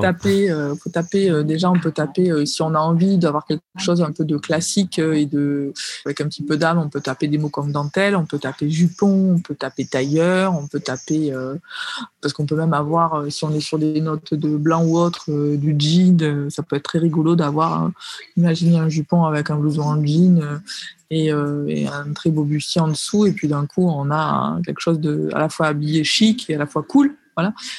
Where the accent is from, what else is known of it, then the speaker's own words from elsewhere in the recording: Marseille, Provence-Alpes-Côte d'Azur, France; je suis marseillaise